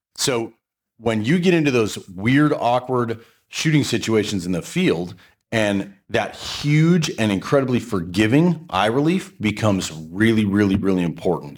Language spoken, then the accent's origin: English; Portland, United States; I'm from Portland